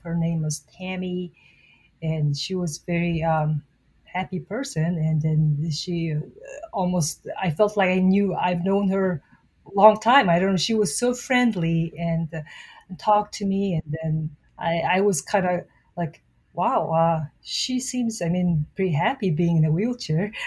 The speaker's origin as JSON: {"language": "English", "country": "Mongolia", "tie": "born or raised there", "moved": "as an adult", "lives_now": "United States", "said": "I was born and raised in Mongolia"}